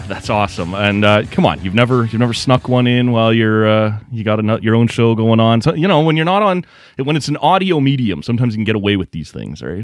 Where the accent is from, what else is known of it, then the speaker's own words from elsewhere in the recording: Oshawa, Ontario, Canada; also born or lived in Lindsay, Ontario; we grew up in Oshawa